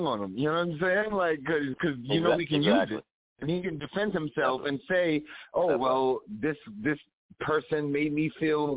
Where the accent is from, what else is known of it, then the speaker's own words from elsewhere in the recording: New York City, New York, United States; I'm from New York. I'm from Queens.